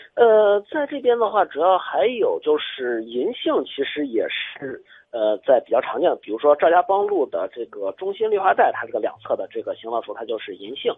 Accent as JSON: {"language": "Chinese", "region": "Shaanxi", "country": "China", "said": "我家那边，我家陕西的"}